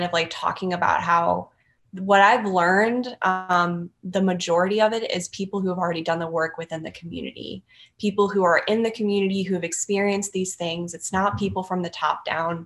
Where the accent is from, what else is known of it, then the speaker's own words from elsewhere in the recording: Louisiana, United States; I'm like from Louisiana. So like, it's kind of like a rural area from where I'm from